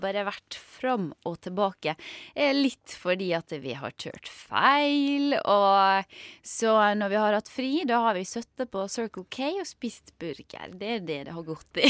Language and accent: Norwegian; Sunnmøre, Møre og Romsdal, Norway; den ble jo spilt inn på hjemstedet mitt også